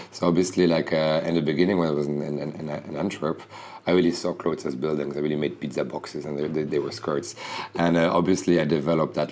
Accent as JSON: {"language": "English", "town": "Bruges", "region": "Flanders", "country": "Belgium", "tie": "born or raised there", "said": "I come from Bruges, so basically when you when you're there, you really like you live in a very sleepy city"}